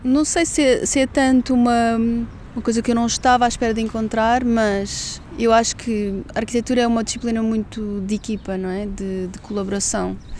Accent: Lisbon, Portugal; moved away as an adult; also born or lived in London, United Kingdom; vou voltar para Lisboa, a cidade onde nasci, sempre adorei

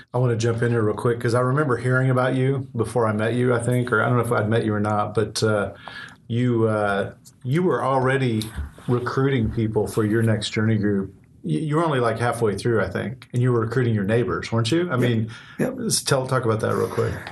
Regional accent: Tulsa, Oklahoma, United States; now in Bentonville, United States; I'm from Tulsa originally.

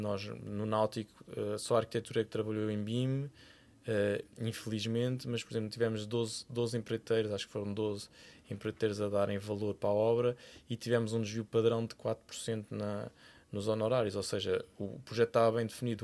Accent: Cascais, Lisbon, Portugal; vivi praticamente metade da minha infância em Cascais, porque os meus avós eram de Cascais

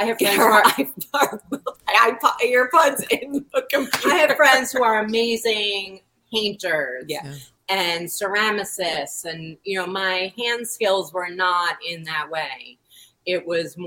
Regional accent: New York, United States; growing up in New York, art is all around you

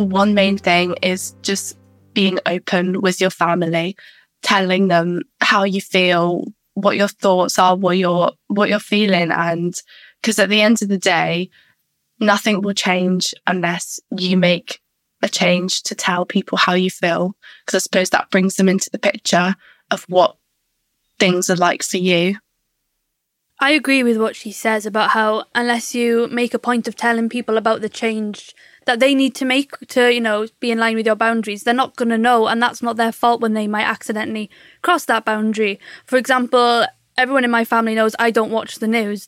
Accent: Surrey, South East England, United Kingdom; I'm from Surrey and I'm 24 years old

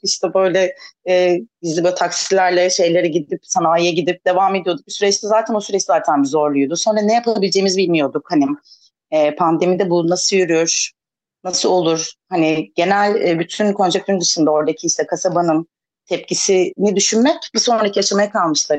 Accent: İzmir, Turkey; moved away as an adult; now in Ayvalık, Turkey; ben de İzmirliyim o yüzden e, 30 sene boyunca İzmir'de çok beslendim.

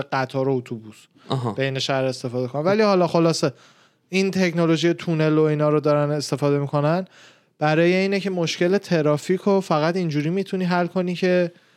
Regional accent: Tehran, Tehran Province, Iran; من خودم تهران به دنیا آمدم، بزرگ شدم

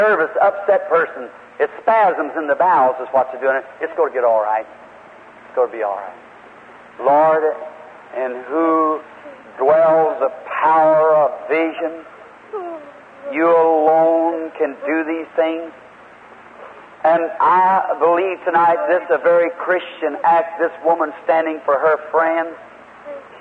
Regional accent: Indiana, United States; Indiana, my home state

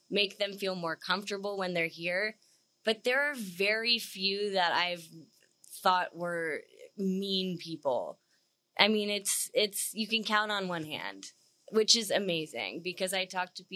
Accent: Charlotte, North Carolina, United States; moved away as an adult; also born or lived in St. Petersburg, Florida; now in Nashville, United States; I'm originally from Charlotte, North Carolina, and then I was in college in St. Petersburg, Florida

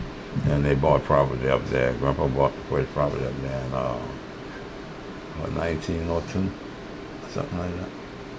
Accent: Modeste, Louisiana, United States; Because we are from Modest, not Donaldsonville.

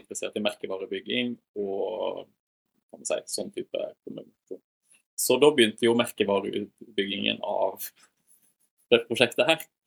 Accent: Voss, Vestland, Norway; moved away; also born or lived in Volda; Født og oppvokst på Voss

